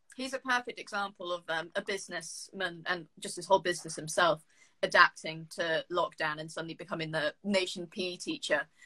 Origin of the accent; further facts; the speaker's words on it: Jersey; moved away as an adult; now in United Kingdom; I'm from Jersey